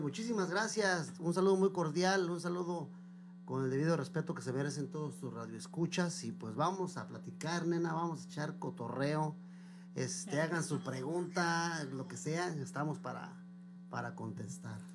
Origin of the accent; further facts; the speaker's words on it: Zitácuaro, Michoacán, Mexico; moved away as an adult; also born or lived in Mexico City; now in Brooklyn, United States; me tuve la fortuna de que mi mamá me llevara a Michoacán. Y ahí fue donde empecé a hacer uso de memoria